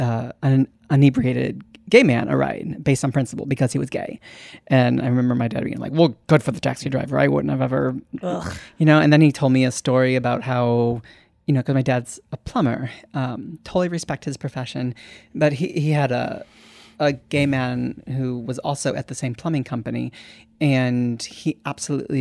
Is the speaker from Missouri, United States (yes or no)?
yes; St. Louis, Missouri, United States; I grew up in St. Louis